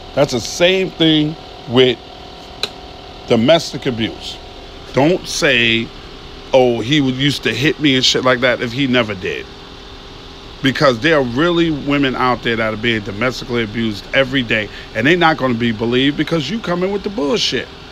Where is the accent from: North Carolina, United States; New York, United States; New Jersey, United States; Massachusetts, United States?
New York, United States; New York City; moved away as an adult; now in Atlanta, United States; I'm from Queens, New York